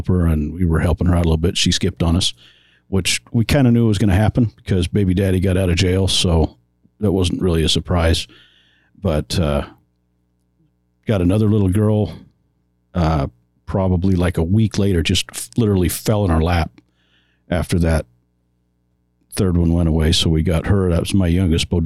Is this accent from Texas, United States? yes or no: no; Washington, Utah, United States; moved away as an adult; now in Las Vegas area, Nevada, United States; I was a Southern Utah boy.